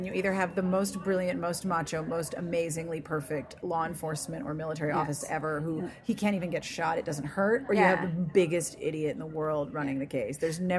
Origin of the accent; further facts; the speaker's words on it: Pennsylvania, United States; in Pennsylvania where I grew up, too.